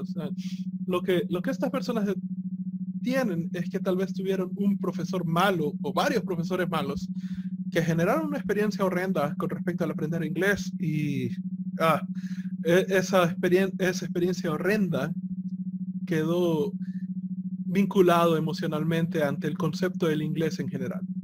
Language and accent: Spanish; El Salvador; nosotros somos salvadoreños